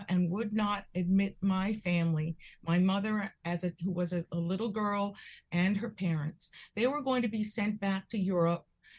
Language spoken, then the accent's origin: English; Charlotte, North Carolina, United States; moved away as an adult; also born or lived in Providence, Rhode Island / New York; now in Connecticut, United States; I went to school in Rhode Island. I grew up in Charlotte, North Carolina, because that's where my dad got a job. But when I went to college, I went to Brown University in Providence